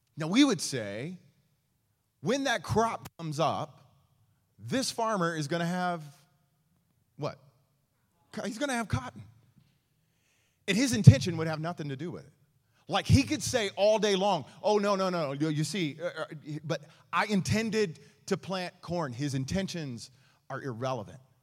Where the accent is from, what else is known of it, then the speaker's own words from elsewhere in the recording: East Texas, United States; I grew up in East Texas